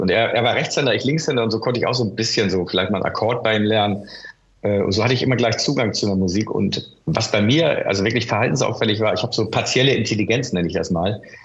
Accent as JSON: {"language": "German", "region": "Hamburg", "country": "Germany", "tie": "born or raised there", "said": "Ich bin in Hamburg-Wilhelmsburg aufgewachsen"}